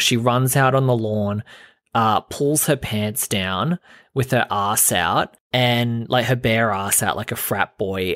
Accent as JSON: {"language": "English", "country": "Australia", "said": "I'm Australian"}